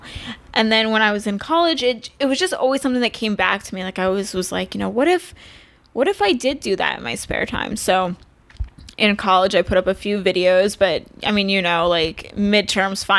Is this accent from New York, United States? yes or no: yes; New York, United States; moved away as an adult; now in Los Angeles, United States; I grew up in New York.